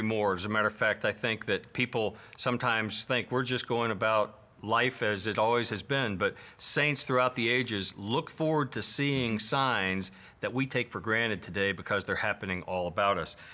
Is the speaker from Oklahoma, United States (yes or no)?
no; Kentucky, United States; moved away; I'm always glad to come home 'cause I've, obviously, I'm from Kentucky.